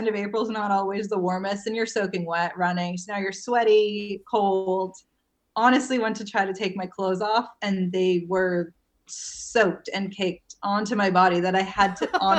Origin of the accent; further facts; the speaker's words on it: New England, United States; being born and raised in New England